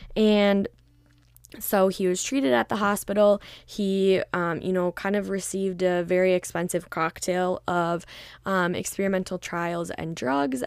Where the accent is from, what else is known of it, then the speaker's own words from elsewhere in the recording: Minnesota, United States; I'm Minnesota born and raised.